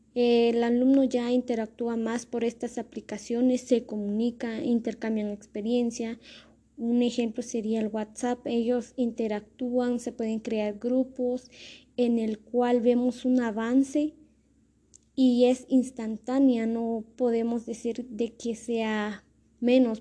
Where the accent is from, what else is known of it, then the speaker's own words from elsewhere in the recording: Totonicapán, Guatemala; El lugar donde soy originaria es de Totonicapán, del municipio de Totonicapán, de una aldea que se llama Pastoca